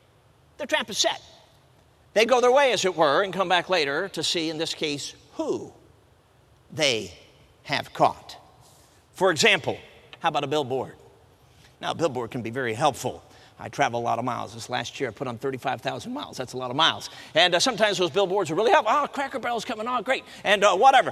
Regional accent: Chicago, Illinois, United States; now in Michigan, United States; Now, I'm a city kid. I grew up in Chicago. I'm based out of Michigan now.

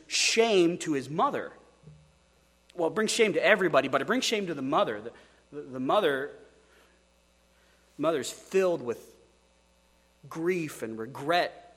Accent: Oregon, United States; I say, Oregon

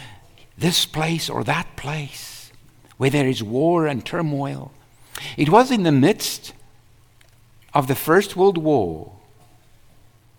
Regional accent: South Africa; I was from South Africa.

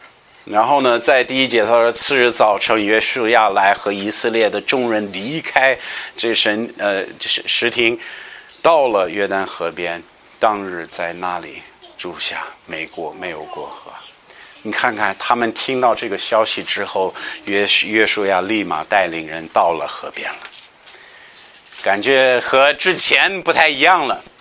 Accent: United States; 我记得我们老家密西离密西西比湖很近，也是每年到这时到一个期间，它它这个水会出来

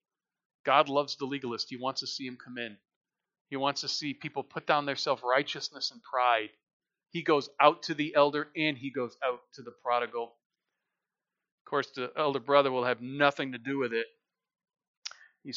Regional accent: United States; we're American people.

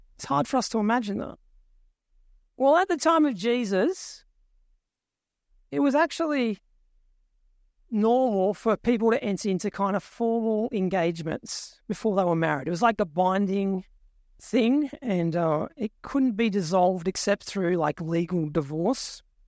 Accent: Tumut, New South Wales, Australia; moved away; my hometown. little place called Tumut in New South Wales.

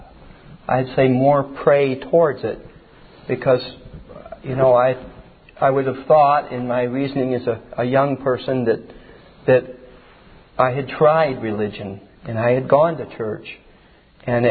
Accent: Hamilton, New York, United States; I was born in Hamilton, New York, which is upstate New York in the country. I'm a farm boy, and my father is Clarence and Thelma, my mother, Haflin, and grew up in rural New York.

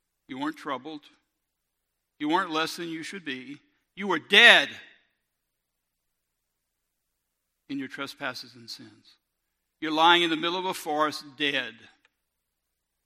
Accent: Robertsdale, Alabama, United States; I grew up in Robertsdale

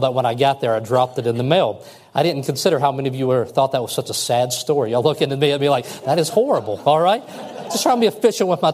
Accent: Kentucky, United States; I'm from Kentucky

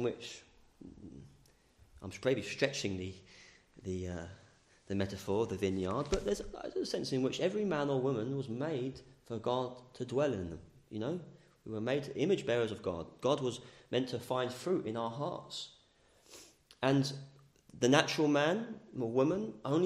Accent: England, United Kingdom; as English people, it's pleasant and green land

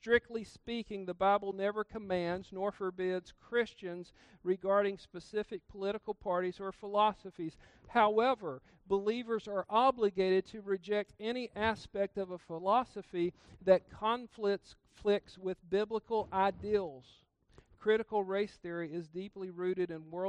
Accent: South Georgia, United States; I grew up in South Georgia

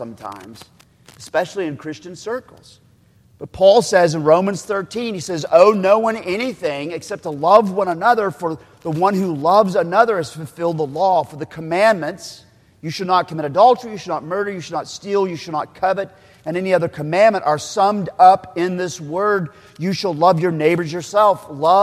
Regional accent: Oklahoma, United States; I'm from Oklahoma, so we still talk about wash rags

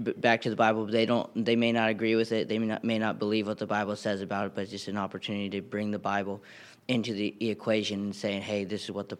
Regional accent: Shelby, North Carolina, United States; I'm from Shelby, North Carolina.

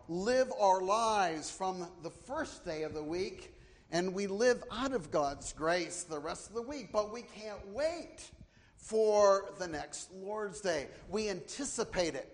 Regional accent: Canada; moved away as an adult; now in United States; We're from the north, we're from Canada

